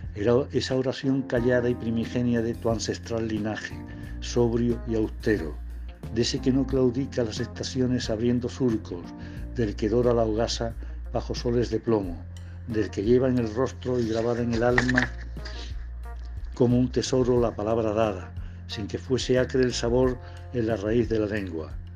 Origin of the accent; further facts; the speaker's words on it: Córdoba countryside, Andalusia, Spain; La campiña de Córdoba, la tierra, el río, las huertas de mi pueblo